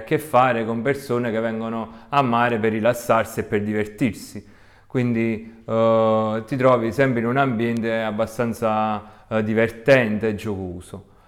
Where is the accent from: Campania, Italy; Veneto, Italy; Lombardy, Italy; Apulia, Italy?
Campania, Italy; province of Salerno; also born or lived in Florence; vengo dalla provincia di Salerno, che è in Italia, vicino alla più famosa Napoli